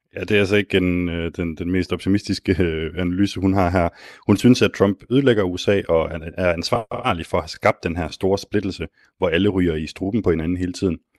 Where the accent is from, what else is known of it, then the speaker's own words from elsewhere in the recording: Denmark; mig som dansker